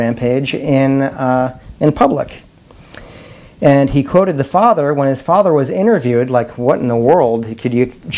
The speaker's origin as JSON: {"language": "English", "town": "Madison", "region": "South Dakota", "country": "United States", "tie": "born or raised there", "moved": "yes", "said": "in Madison, my hometown"}